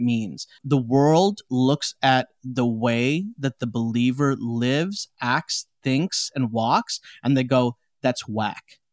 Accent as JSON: {"language": "English", "town": "Chicago", "region": "Illinois", "country": "United States", "tie": "born or raised there", "also_born_or_lived": "India", "said": "I'm from Chicago, like, I was born and raised in Chicago"}